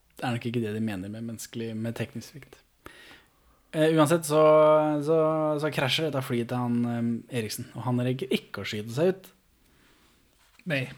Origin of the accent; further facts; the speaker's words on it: Moss, Østfold, Norway; jeg er jo født og oppvokst i Moss